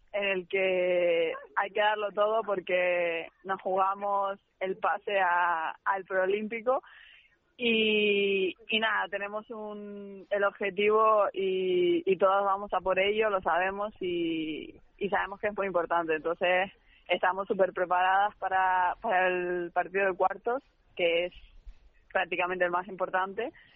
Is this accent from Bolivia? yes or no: no; Canary Islands, Spain; accent: Canarian; moved away; me vuelve otra vez el acento canario muchísimo